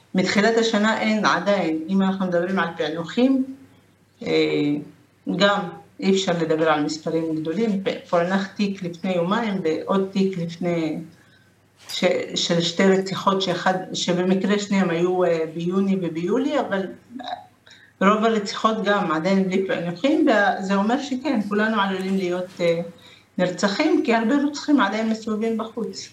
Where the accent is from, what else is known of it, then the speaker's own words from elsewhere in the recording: Lod, Central District, Israel; אני מלוד